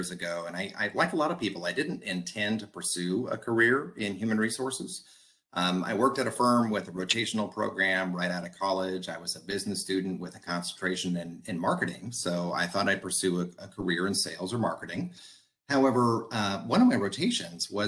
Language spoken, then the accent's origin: English; San Diego, California, United States; moved away as an adult; also born or lived in Sacramento, California; now in Sacramento area, United States; most of my growing up years was in San Diego